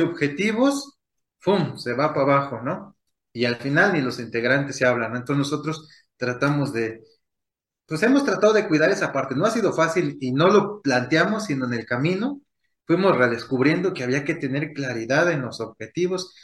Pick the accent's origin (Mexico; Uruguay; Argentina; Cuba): Mexico; Michoacán; lo que para nosotros es ser michoacanos, tal cual, ¿no? Ser de, una comunidad